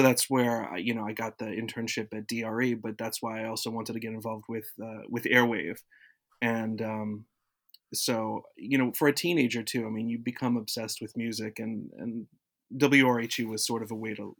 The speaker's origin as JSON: {"language": "English", "region": "Florida", "country": "United States", "tie": "born or raised there", "said": "I grew up in South Florida, and everything there was either top 40 or country."}